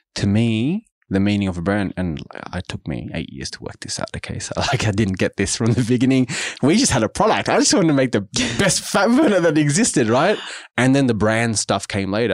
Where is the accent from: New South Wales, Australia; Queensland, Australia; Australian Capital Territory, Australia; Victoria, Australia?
New South Wales, Australia; Sydney; I grew up in Auburn, which is in the western suburbs of Sydney.